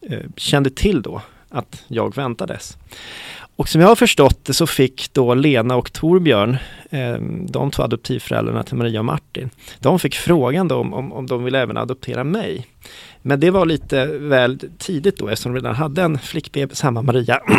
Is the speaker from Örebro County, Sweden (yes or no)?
no; Stockholm, Stockholm County, Sweden; also born or lived in Bogotá, Colombia; växte upp här i Stockholm, mm. i Mälarhöjden. Det är ett villaområde som ligger strax söder om Hornstull skulle man kunna säga.